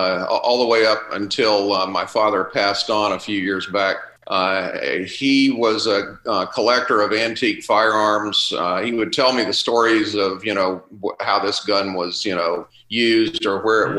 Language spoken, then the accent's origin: English; South Carolina, United States; also born or lived in Georgia; and I grew up in South Carolina, which is one of the 13 original colonies, and so there was a lot of colonial history. Spent the latter half of my childhood in Georgia, which was also a colony.